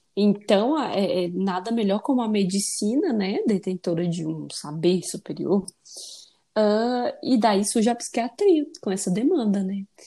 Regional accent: Ceará, Brazil; now in São Paulo, Brazil; lá no meu país, Ceará

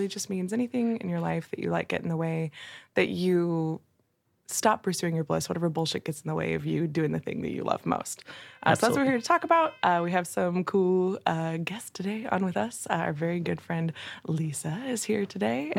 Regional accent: Texas, United States; I'm a Texan

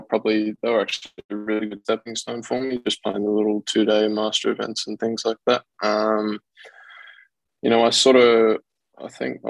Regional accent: Canberra, Australian Capital Territory, Australia; also born or lived in Washington, D.C.; I was born in Canberra, then went back to DC.

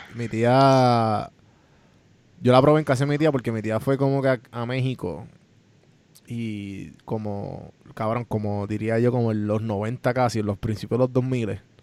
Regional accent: Puerto Rico; moved away as an adult; now in Atlanta, United States; somos boricuas criados en Puerto Rico y nos fuimos literal por María, los tres.

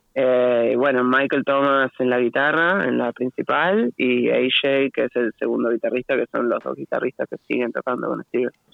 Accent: Buenos Aires Province, Argentina; todos de Buenos Aires

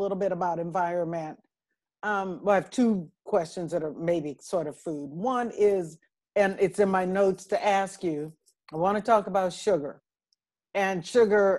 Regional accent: Berkeley, California, United States; we were born and raised in Berkeley, California, where eating well and whole grains and whole foods and all that is part of where we grew up.

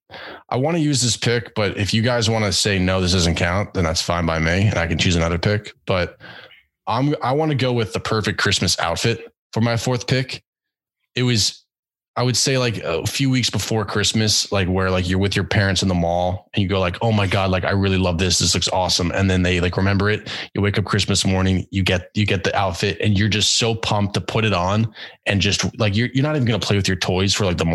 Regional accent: New York, United States; Growing up in New York

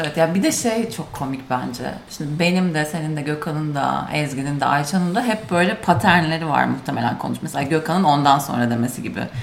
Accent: Turkey; accent: Turkish accent (in English); moved away; Bizim leş Türk aksanımızın

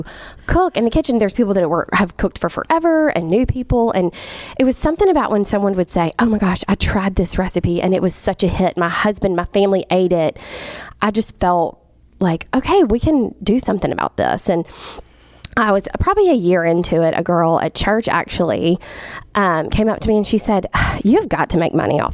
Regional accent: Jackson, Mississippi, United States; I was born and raised in Jackson.

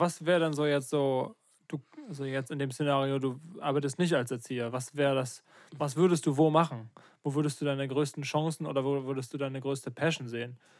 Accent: Ruppersdorf, Germany; moved away; Richtung meine alte Heimat gehen, also Ruppersdorf

